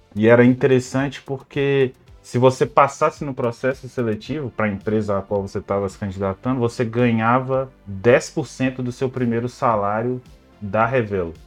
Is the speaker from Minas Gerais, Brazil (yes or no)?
yes; Belo Horizonte, Minas Gerais, Brazil; moved away as an adult; now in Lisbon, Portugal; eu sou de Belo Horizonte, no estado de Minas Gerais